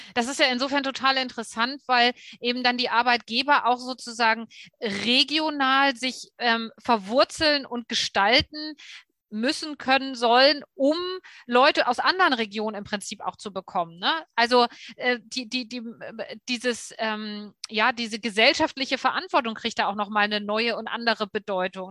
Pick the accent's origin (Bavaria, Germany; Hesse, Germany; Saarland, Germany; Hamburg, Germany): Hamburg, Germany; ist auch Hamburg, ne, meine Heimat